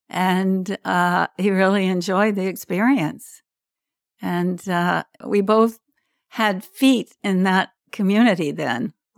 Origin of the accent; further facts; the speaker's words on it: Norfolk, Virginia, United States; born there; I was born in Norfolk, Virginia, in a hospital there. I was the third of seven children.